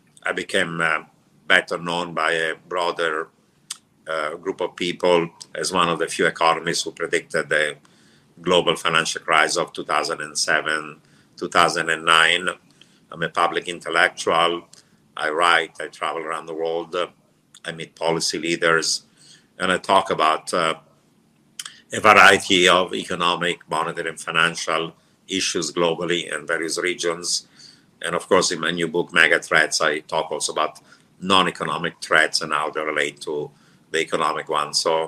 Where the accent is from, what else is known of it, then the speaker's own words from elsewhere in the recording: Italy; also born or lived in Turkey / Iran / Israel; now in United States; I grew up in Italy, but before Italy, I lived in Turkey, Iran, and Israel.